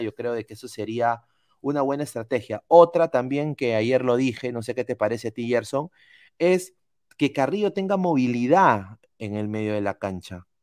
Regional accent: Peru

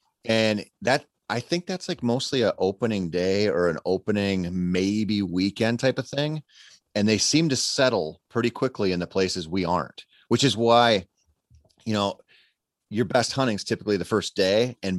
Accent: Minnesota, United States; I grew up in Minnesota.

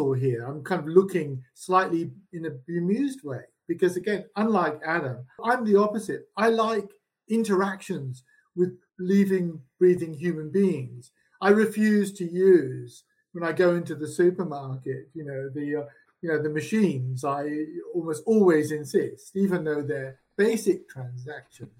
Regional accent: England, United Kingdom; moved away; I grew up in England in the respectable working class.

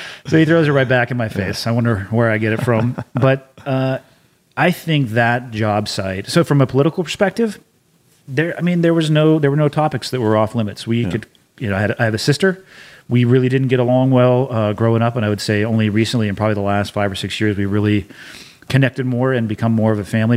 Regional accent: Santa Cruz, California, United States; moved away as an adult; I was born and raised in Santa Cruz for all but four years of the the eighteen I lived before actually leaving for boot camp

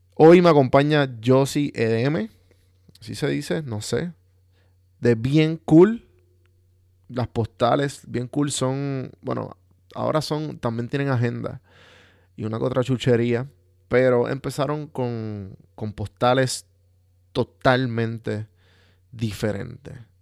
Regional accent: Puerto Rico; moved away; estoy fuera de Puerto Rico y cada vez que me doy un café de mi tierra borincana

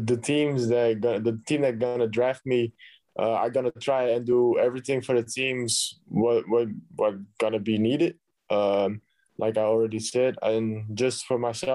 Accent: Belgium; I'm coming from Belgium.

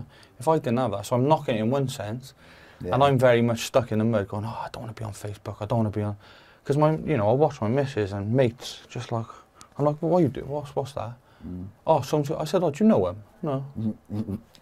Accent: Cardiff, Wales, United Kingdom; I was from the Crystals in Lanishan

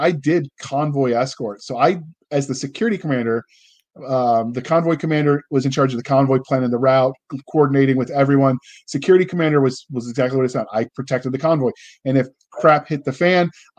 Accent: United States; we as Americans

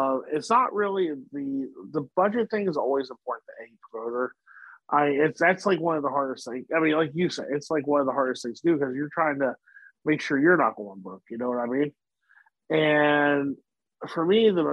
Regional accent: Wheeling, West Virginia, United States; Wheeling, West Virginia, my hometown

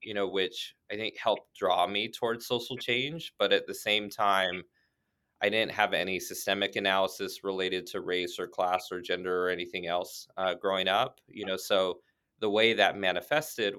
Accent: Orange County, California, United States; now in Boston, United States; I grew up in Orange County, California, which is a affluent white suburb south of Los Angeles.

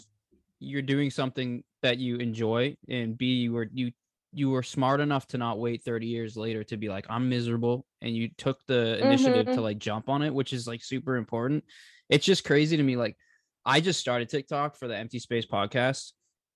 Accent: Boston, Massachusetts, United States; I've lived in Boston or Massachusetts my whole life

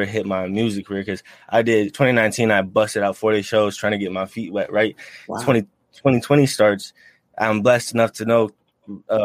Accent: Tucson, Arizona, United States; I'm from Tucson

